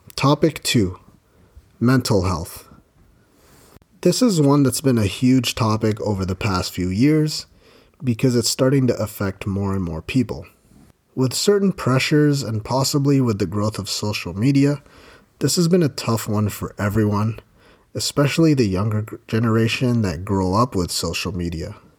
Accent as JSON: {"language": "English", "region": "Ontario", "country": "Canada", "tie": "born or raised there", "said": "I've been blessed to have been born and raised in Ontario, Canada."}